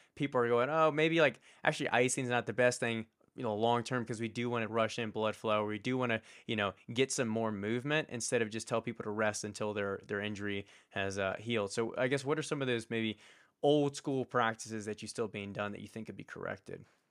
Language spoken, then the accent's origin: English; Richmond, Virginia, United States; it was a local university in where I grew up in Richmond, Virginia